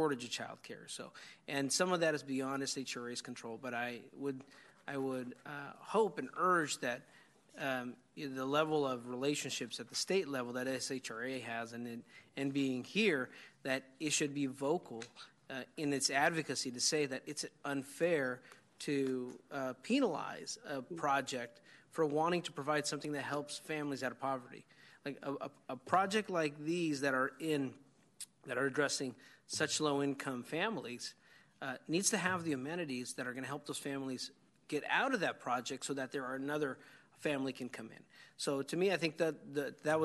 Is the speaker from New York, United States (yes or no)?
no; Yolo County, California, United States; I grew up out in Yolo County where we learned to swim in a canal